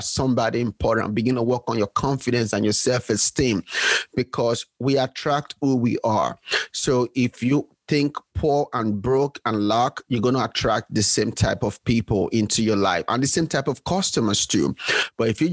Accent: Nigeria; moved away as an adult; now in United States; I was born and raised. I was born in Nigeria

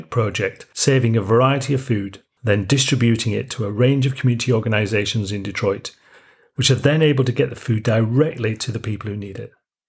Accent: Yorkshire and the Humber, United Kingdom; accent: Yorkshire; I'm from originally from Yorkshire in the north of England, but I live in the south, so my Yorkshire accent's probably softened quite a lot.

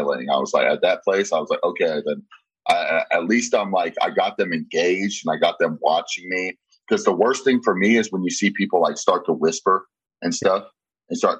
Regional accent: San Diego, California, United States; moved away as an adult; also born or lived in Pflugerville, Texas; now in Austin, United States; So, yeah, I'm from San Diego, and we moved from San Diego when I was 12 to Pflugerville, and I grew up here. Then I moved back to San Diego when I was 20.

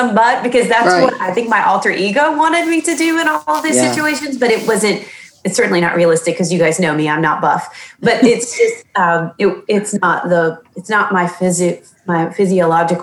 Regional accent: the South, United States; I was born and raised in the South, and we all know the culture of a Southern woman.

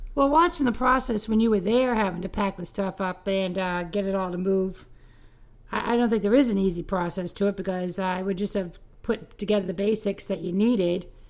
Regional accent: Cape Cod, Massachusetts, United States; growing up on the Cape

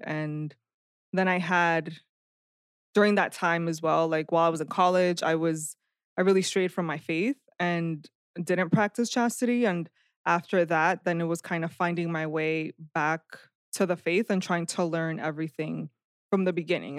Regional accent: Perth Amboy, New Jersey, United States; also born or lived in Dominican Republic; I was born in the Dominican Republic. We moved here when I was six, and I've lived in Perth Amboy, New Jersey since then.

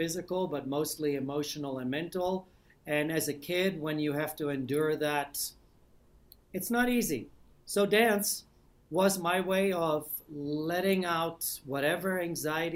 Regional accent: Amsterdam, North Holland, Netherlands; moved away as an adult; I'm from Old Amsterdam

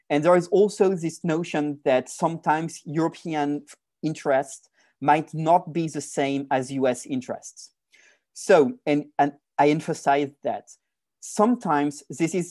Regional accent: France; accent: French; English is a second language; now in Paris, France; As you can hear from my accent, I'm speaking from Paris

